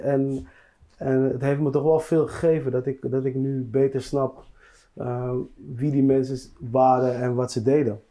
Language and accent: Dutch; Netherlands; ik ben hier geboren in Nederland, ik ben 38 jaar oud.